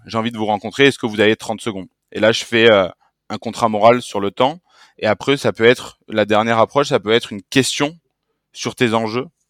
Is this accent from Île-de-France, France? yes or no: no; Marseille, Provence-Alpes-Côte d'Azur, France; je suis Marseillais